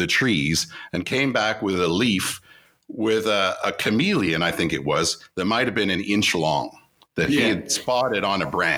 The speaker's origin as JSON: {"language": "English", "town": "Toronto", "region": "Ontario", "country": "Canada", "said": "we're from Toronto."}